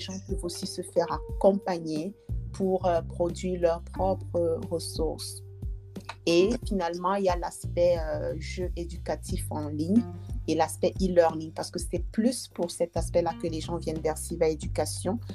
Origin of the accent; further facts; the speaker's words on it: Dschang, West, Cameroon; moved away as an adult; now in Canada; j'ai grandi à Tchang